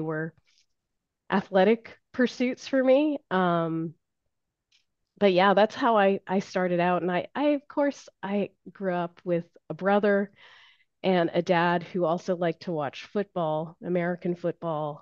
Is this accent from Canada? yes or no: yes; Ontario, Canada; moved away; I was from Ontario